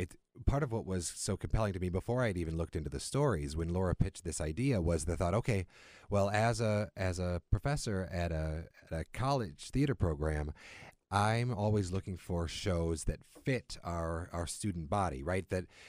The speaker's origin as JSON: {"language": "English", "town": "Grafton", "region": "Wisconsin", "country": "United States", "tie": "born or raised there", "said": "And I grew up mostly in Grafton. I grew up in southeastern Wisconsin, and I did my undergraduate degree at Carthage."}